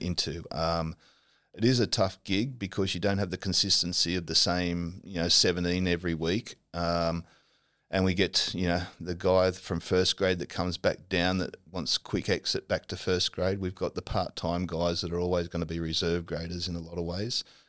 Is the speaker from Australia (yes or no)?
yes; Normanhurst, New South Wales, Australia; I grew up at Normanhurst